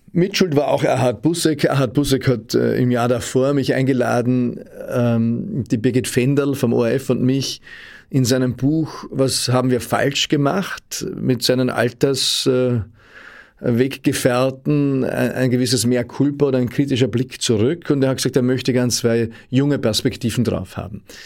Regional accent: Austria

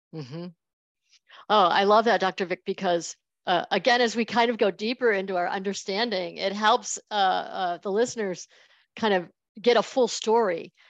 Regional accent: Buffalo, New York, United States; I'm from Buffalo

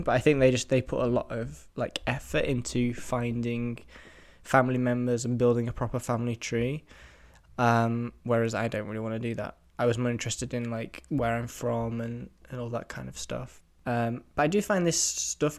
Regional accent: England, United Kingdom; I'm 70% English, obviously, because I'm from England

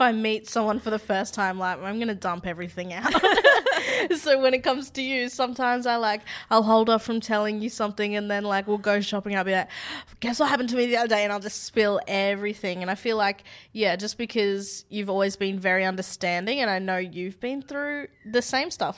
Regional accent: Australia; I'm from Australia

